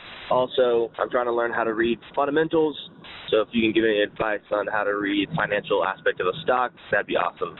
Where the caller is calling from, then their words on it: Houston, Texas, United States; I'm calling from Houston, Texas.